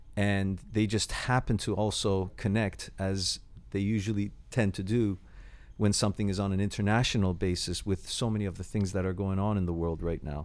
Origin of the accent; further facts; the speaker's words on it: Toronto, Ontario, Canada; moved away as an adult; now in London, United Kingdom; the city I grew up